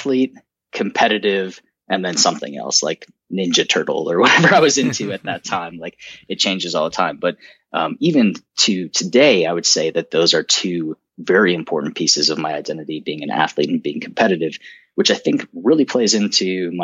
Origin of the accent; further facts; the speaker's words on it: outside of Chicago, Illinois, United States; So I grew up outside of Chicago, in a small suburb in the Northwest, Northwest of Chicago